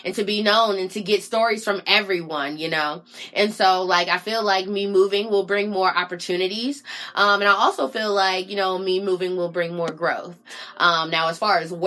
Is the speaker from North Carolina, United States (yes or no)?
yes; Raleigh, North Carolina, United States; moved away as an adult; now in Washington, DC, United States